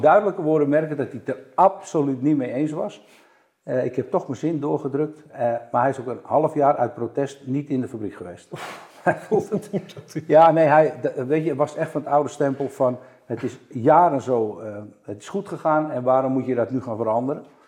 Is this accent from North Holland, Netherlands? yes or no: yes; Amsterdam, North Holland, Netherlands; ik ben Amsterdammer